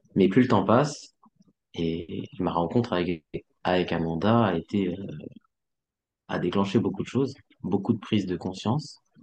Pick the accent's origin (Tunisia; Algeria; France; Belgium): France; comme j'ai grandi en France et que mes parents ne m'ont pas euh, enseigner la langue, ni le mandarin